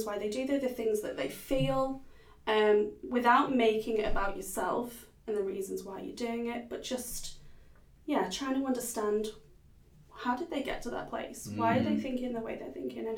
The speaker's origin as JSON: {"language": "English", "town": "Liverpool", "region": "North West England", "country": "United Kingdom", "tie": "born or raised there", "moved": "yes", "lives_now": "Perth, Australia", "said": "I'm from Liverpool in the UK. Anybody from Liverpool is known as a Scouser"}